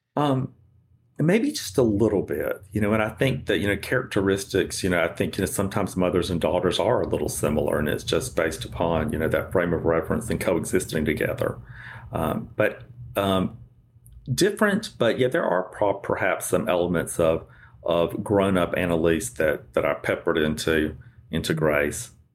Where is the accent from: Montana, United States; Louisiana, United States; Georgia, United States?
Georgia, United States; South; growing up in South Georgia